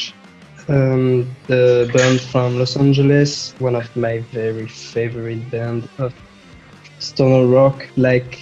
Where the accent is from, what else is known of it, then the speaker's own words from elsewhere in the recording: Nantes, Pays de la Loire, France; my hometown in Nantes